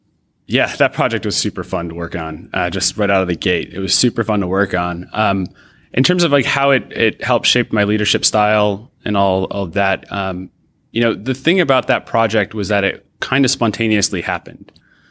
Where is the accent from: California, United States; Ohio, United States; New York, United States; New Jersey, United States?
New York, United States; Rochester; Sure. I grew up not far from Toronto, actually. I grew up outside of in Rochester, New York, across the lake